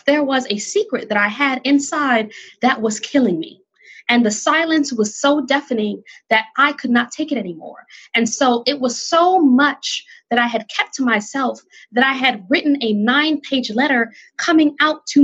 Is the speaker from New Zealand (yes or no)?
no; Jamaica; moved away; I, as a Jamaican immigrant